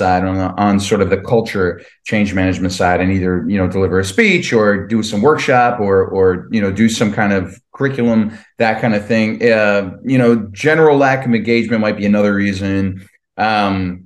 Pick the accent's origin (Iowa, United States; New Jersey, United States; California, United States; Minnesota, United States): New Jersey, United States; I grew up in Jersey